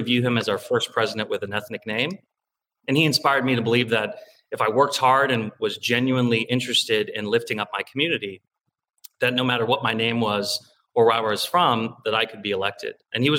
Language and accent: English; Beavercreek, Ohio, United States; also born or lived in Cincinnati, Ohio; I'm half Tibetan, half Punjabi Indian. I'm 6'3", but I'm all Ohio, born and raised in Ohio. They got married in India and immigrated in the 1980, of all places, to Beaver Creek, Ohio. I was born and raised there, went to public schools.